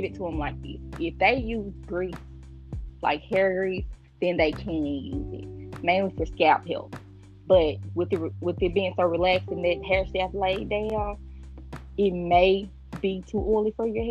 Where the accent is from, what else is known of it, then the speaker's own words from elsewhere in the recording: the South, United States; I'm from the South